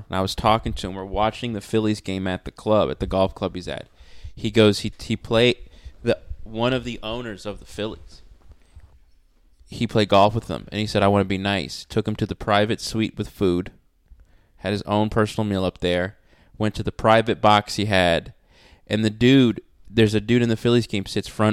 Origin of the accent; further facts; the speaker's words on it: Charlotte, North Carolina, United States; I'm from Charlotte. I'm from North Carolina